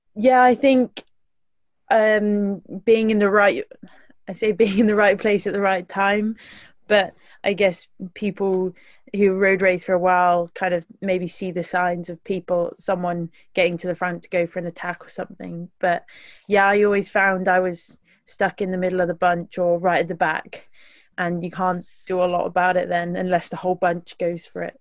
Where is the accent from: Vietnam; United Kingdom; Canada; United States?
United Kingdom; West Midlands; I'm from the West Midlands, so um, yeah, I live right in, in the bottom of the West Midlands